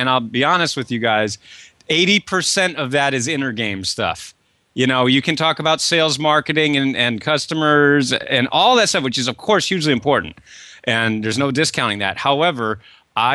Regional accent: Kennebunkport, Maine, United States; I grew up in Kennebunkport, Maine, and you're there in Portland.

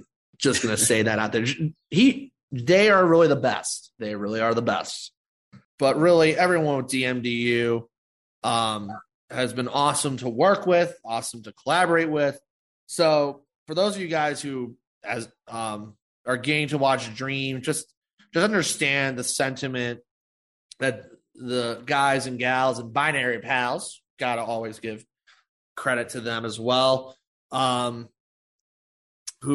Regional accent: Chicago, Illinois, United States; Chicago, my hometown

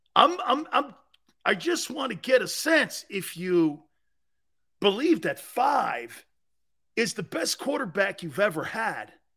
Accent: New England, United States; I'm from New England.

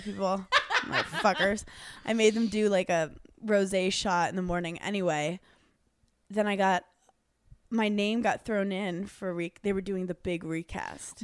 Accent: New York City, New York, United States; I grew up in New York City

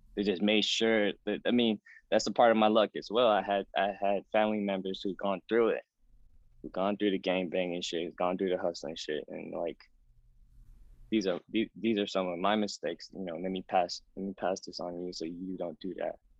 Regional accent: Oakland, California, United States; now in New York City, United States; growing up in Oakland, it's a it's a pretty decent, I would say, pretty decent Vietnamese community

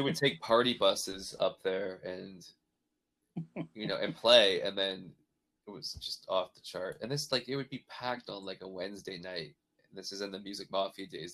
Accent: Canada; moved away; also born or lived in Nashville; growing up like that in Canada

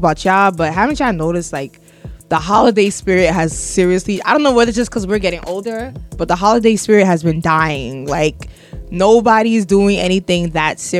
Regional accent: New York City, New York, United States; as a New Yorker

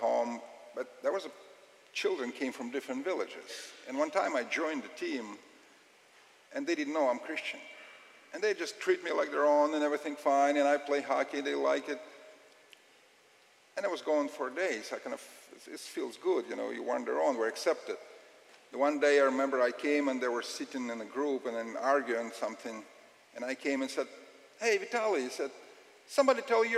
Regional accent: Russia; I'm from Russia

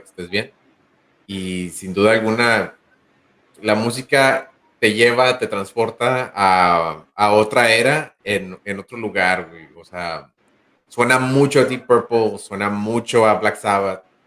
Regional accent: Nuevo Laredo, Tamaulipas, Mexico; Uno de, de, Nuevo Laredo, Tamaulipas

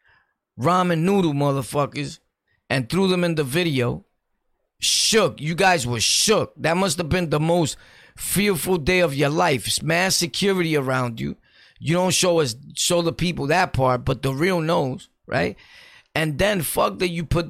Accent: New York City, New York, United States; I'm from Brooklyn, born and raised, and I've ran through everywhere in Brooklyn

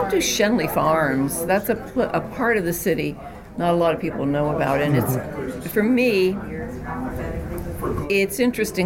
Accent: Johnstown, Pennsylvania, United States; I'm from Johnstown, Pennsylvania, and I had never been further away than Pittsburgh to go to school

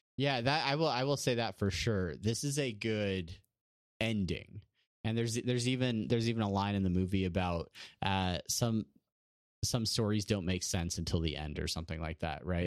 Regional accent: San Diego, California, United States; from L A to San Diego, from, from Brandon's hometown to my hometown

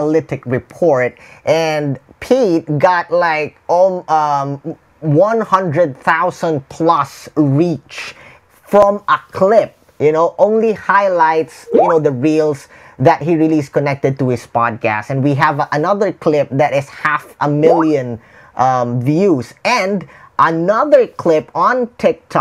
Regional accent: Philippines; English is a second language; I'm a Filipino. I speak, English is not my first language, but the tribe that is around me is outside the Philippines.

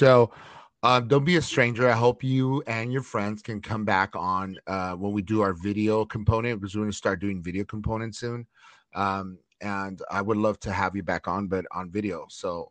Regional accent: Los Angeles, California, United States; I grew up in Chinatown area in East LA, close to Chinatown

